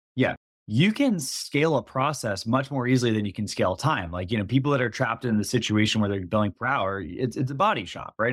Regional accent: East Coast, United States; I grew up on the East Coast

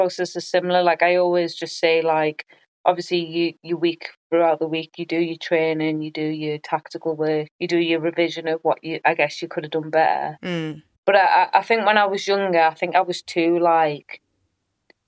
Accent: England, United Kingdom; also born or lived in United States; our English mentality

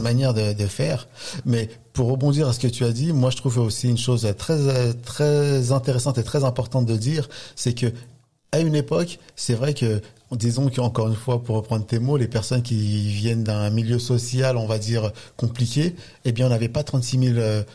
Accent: La Courneuve, Île-de-France, France; j'ai grandi dans un quartier euh, en Seine-Saint-Denis

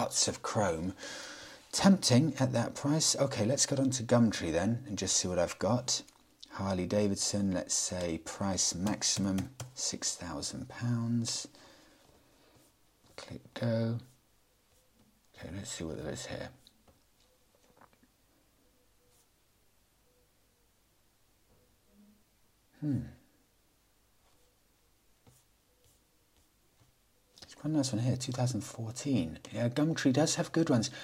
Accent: United Kingdom; I'm British

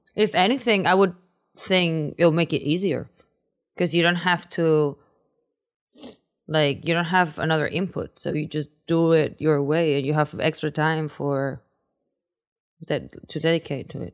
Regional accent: Spain; English is a second language; moved away; I come from Spain. So in Spain, the chances of knowing someone that is into acting are very minimal.

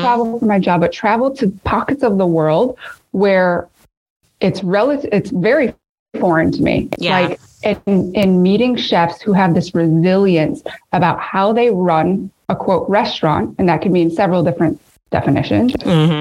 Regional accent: Midwest, United States; my Midwestern love of potatoes

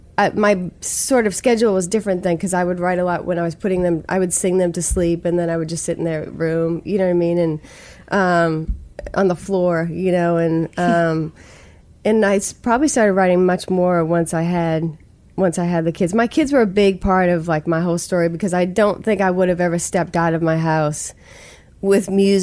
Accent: Stoughton, Massachusetts, United States; accent: Stoughton; I couldn't figure out how to make the words all make sense to people unless I got out of my Stoughton accent. I think I had a pretty solid Stoughton accent.

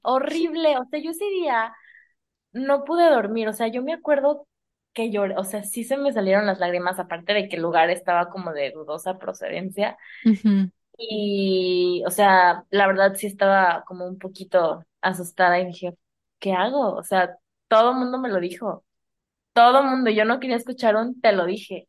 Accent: San Luis Potosí, Mexico; moved away; tú y yo somos de San Luis

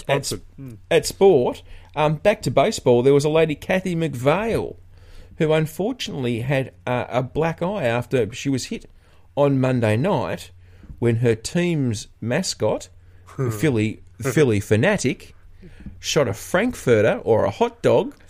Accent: Australia; I'm an Aussie.

